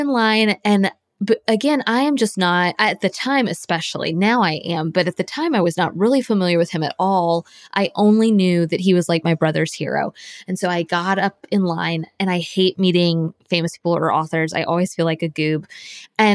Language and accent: English; Florida, United States; I grew up in Florida, and I was born and raised there